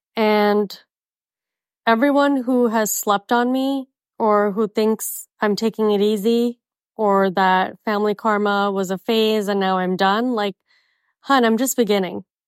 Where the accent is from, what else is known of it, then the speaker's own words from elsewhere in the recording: Miami, Florida, United States; also born or lived in Mumbai, India; now in Scottsdale, United States; I'm from Miami